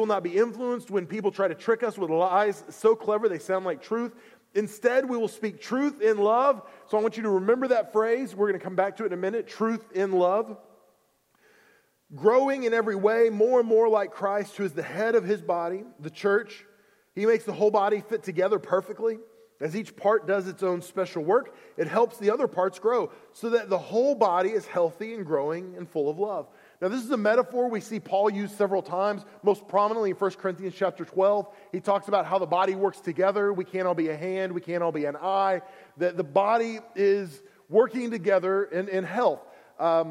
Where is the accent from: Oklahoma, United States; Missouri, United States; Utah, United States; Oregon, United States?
Oklahoma, United States; I'm from Oklahoma.